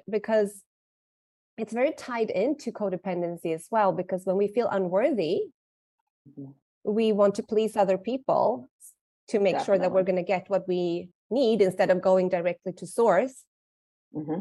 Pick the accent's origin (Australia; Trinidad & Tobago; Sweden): Sweden; now in Mexico; I am from Sweden, living in Mexico